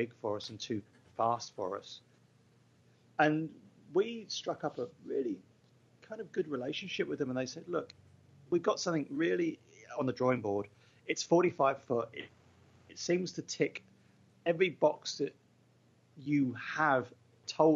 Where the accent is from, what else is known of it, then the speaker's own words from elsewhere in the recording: England, United Kingdom; I'm English